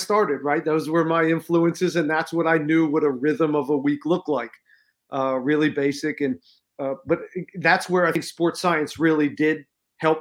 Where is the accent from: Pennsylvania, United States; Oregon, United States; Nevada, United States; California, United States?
Pennsylvania, United States; I'm from Pennsylvania